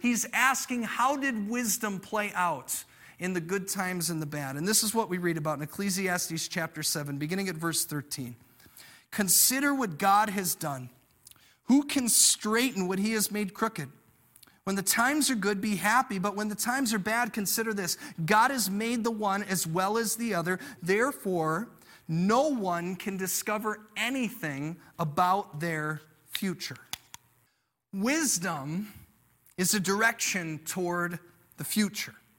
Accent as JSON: {"language": "English", "country": "United States", "said": "I'm an American"}